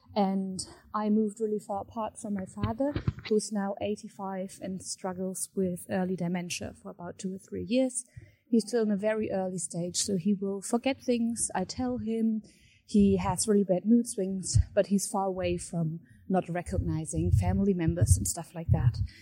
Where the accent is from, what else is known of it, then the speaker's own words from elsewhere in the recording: Germany; I'm twenty-four years old and I'm from Germany.